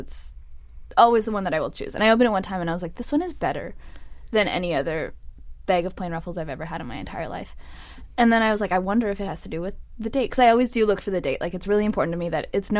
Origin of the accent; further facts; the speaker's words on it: Windsor, Ontario, Canada; moved away; I'm from Windsor. And Windsor's like, and it's not far from here, only 4 hours, but it's a lot hotter down there.